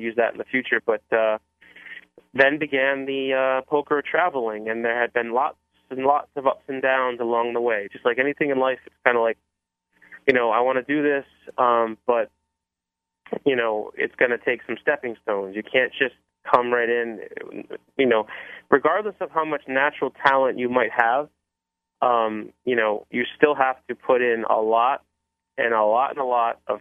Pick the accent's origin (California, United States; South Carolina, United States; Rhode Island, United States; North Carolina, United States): Rhode Island, United States; Cranston; moved away; I grew up in Cranston, which is about 10 minutes south of Providence